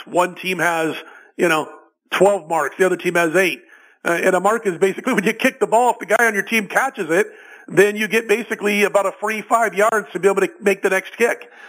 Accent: Omaha, Nebraska, United States; when I was a, a young guy growing up in Omaha

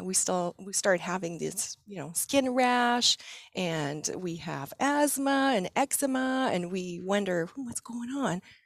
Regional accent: Quebec, Canada; moved away as an adult; also born or lived in British Columbia; After 12 years in BC, we decided we needed to go back to um, our family. So we're from Quebec.

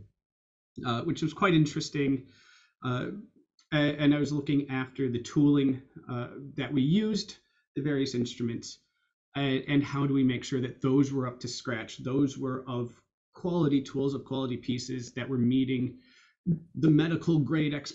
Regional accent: Chicago, Illinois, United States; moved away as an adult; also born or lived in Iowa / Edinburgh, Scotland; you can tell by the accent, I grew up in the US, I grew up in Chicago

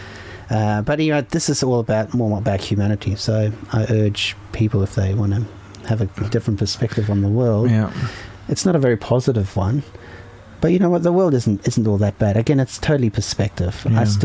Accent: Germany; moved away; I come from Germany, so I was born in Germany

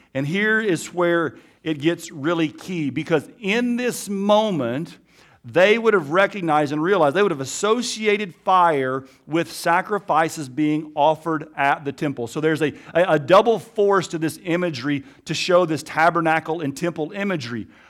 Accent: Alabama, United States; accent: Alabama; also born or lived in Africa; my Alabama accent

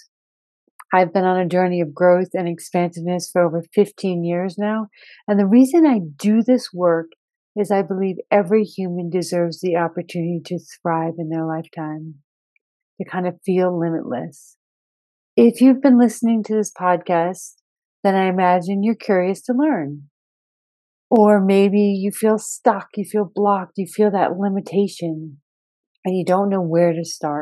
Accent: United States; moved away as an adult; also born or lived in Rio de Janeiro, Brazil; this is my home country, this is the culture I was born and raised

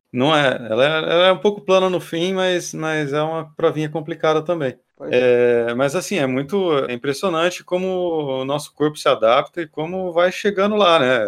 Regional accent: Campinas, São Paulo, Brazil; Sou de Campinas, formado em publicidade e propaganda pela PUC Campinas

